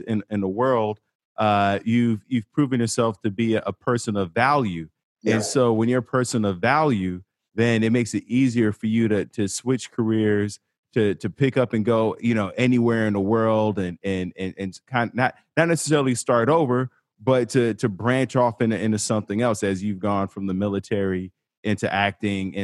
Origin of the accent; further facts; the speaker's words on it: Chicago, Illinois, United States; I'm from Chicago